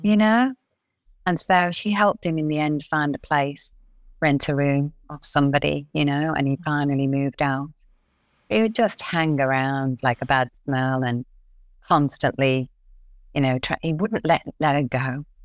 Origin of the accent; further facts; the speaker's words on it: Liverpool, North West England, United Kingdom; now in Australia; We're from Liverpool in England, and we're five girls